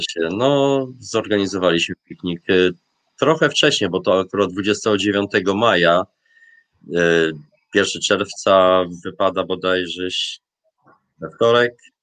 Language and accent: Polish; Polish seaside, Polish coast, Poland; moved away as an adult; now in Tromsø, Norway; pochodzę w Polsce z nadmorza